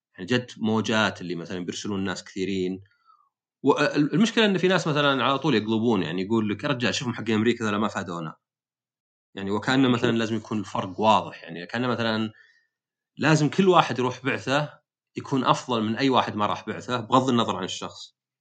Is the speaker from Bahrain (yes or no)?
no; Saudi Arabia; also born or lived in United States / Eastern Province, Saudi Arabia; عندنا في السعوديه